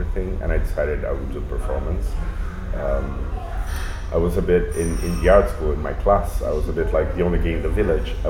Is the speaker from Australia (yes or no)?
no; Santos, São Paulo, Brazil; now in São Paulo, Brazil; I live in São Paulo, but I was born in Santos, which is like 1 hour away from São Paulo.